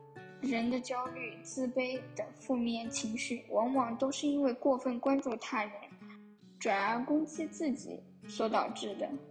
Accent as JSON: {"language": "Chinese", "region": "Anhui", "country": "China", "said": "Hello，大家好，我是来自中国安徽省的"}